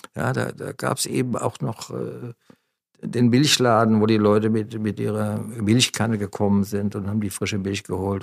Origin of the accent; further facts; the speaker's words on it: Wiesbaden, Hesse, Germany; moved away; also born or lived in Munich; ich, bin bereit, mit der Ente nach Wiesbaden zu ziehen, in meine Heimatstadt